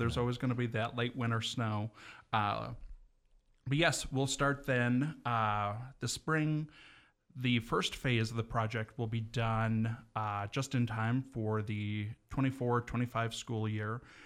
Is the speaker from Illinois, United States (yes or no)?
no; Evergreen, Montana, United States; I am an evergreen kid, uh, born and raised in Evergreen